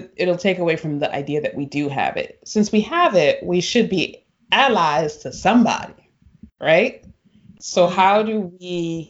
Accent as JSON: {"language": "English", "country": "United States", "said": "everybody know I'm the cousin from America."}